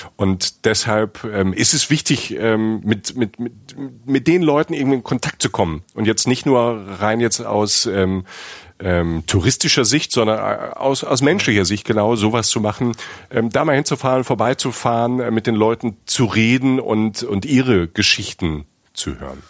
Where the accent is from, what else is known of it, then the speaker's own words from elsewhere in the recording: Germany; Bei uns in Deutschland